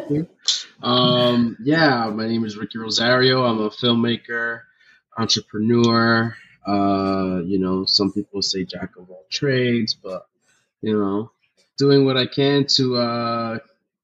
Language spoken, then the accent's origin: English; Union City, New Jersey, United States; I was born in Jersey, but my parents are Dominican. I'm Dominican, you know, proud Dominican. I grew up in New Jersey, right across the river from New York